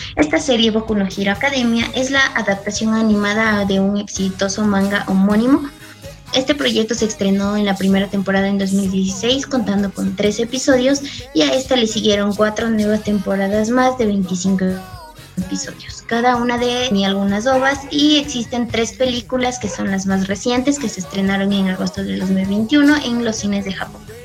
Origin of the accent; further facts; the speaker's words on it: Ecuador; soy de Ecuador, tengo 22 años